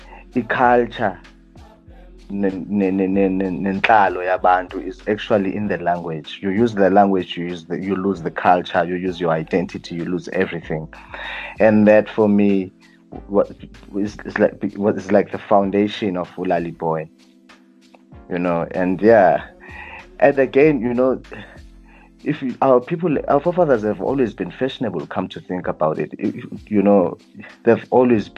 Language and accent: English; Johannesburg, Gauteng, South Africa; also born or lived in Butterworth, Eastern Cape / Aliwal North; so my family moved to Joburg when we were very young, and then dakhulele Jozi